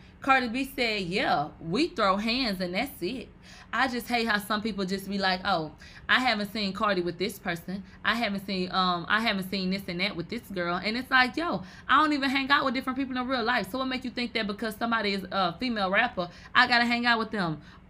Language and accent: English; New York, United States; I came from the strip club and I'm from New York.